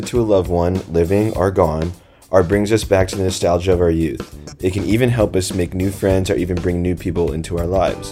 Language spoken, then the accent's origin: English; St. Louis, Missouri, United States; moved away as an adult; Growing up in St. Louis, I was lucky enough to be surrounded by some of the greatest unsung heroes living in the Midwest